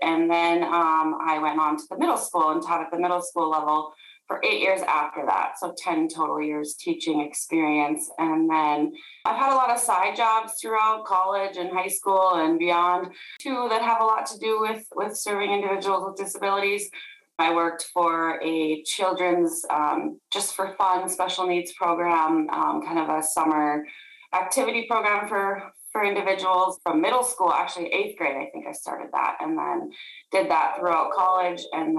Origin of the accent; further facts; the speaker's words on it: Grand Forks, North Dakota, United States; I am from Grand Forks, North Dakota, born and raised.